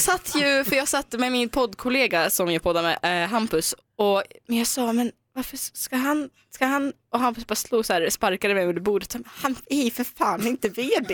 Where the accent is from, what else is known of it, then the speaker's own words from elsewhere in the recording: Omsk, Omsk Oblast, Russia; now in Sweden; i min hemstad, eh, i Ryssland